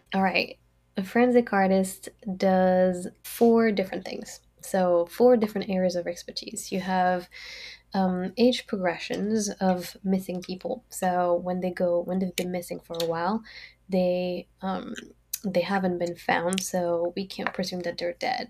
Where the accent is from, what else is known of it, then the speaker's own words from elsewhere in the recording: France; English is a second language; moved away as an adult; also born or lived in Brazil / California / Dundee, Scotland; now in United States; I grew up in France. I was born in Brazil, but I grew up in France